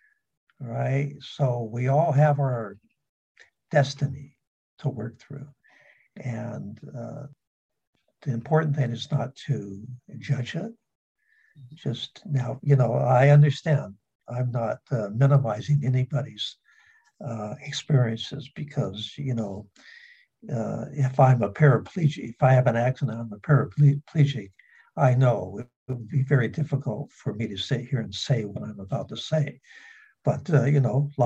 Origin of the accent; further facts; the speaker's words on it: San Diego, California, United States; I was raised in San Diego.